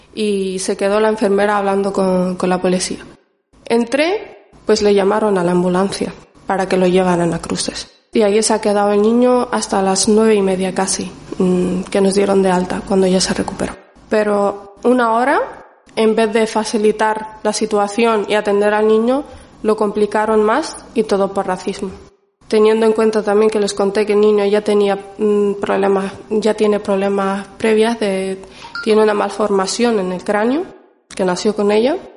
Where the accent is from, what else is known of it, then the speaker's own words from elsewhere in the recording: Canary Islands, Spain; also born or lived in Morocco; now in Basque Country, Spain; Yo vine cinco años más o menos a España. Estuve viviendo en Canarias